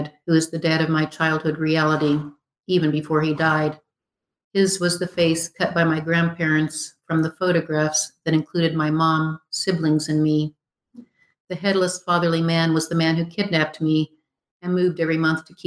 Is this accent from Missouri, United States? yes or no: no; St. Francis, Kansas, United States; Northwest Kansas, where I grew up outside of St. Francis.